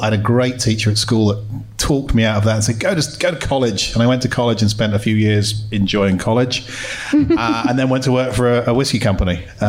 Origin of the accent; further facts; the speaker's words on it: London, United Kingdom; moved away; Growing up in South London, in case you didn't spot my accent, it's not from around here.